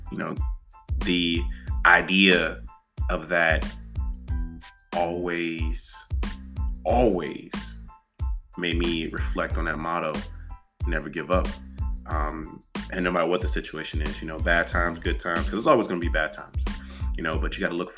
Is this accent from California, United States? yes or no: no; Portsmouth, Virginia, United States; moved away as an adult; I'm originally from Portsmouth, Virginia. And I'm born and raised